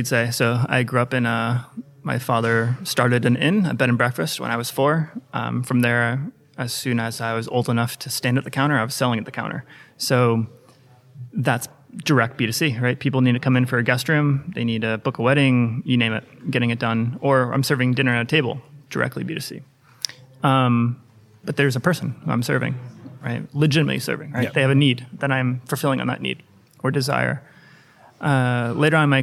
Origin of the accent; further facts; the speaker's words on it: United States; also born or lived in Boston; So from my accent, you can tell I'm from the US.